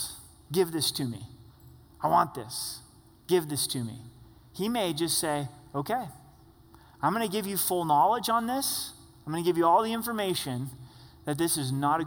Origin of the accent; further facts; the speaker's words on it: southern Oregon, United States; I grew up in a small town in southern Oregon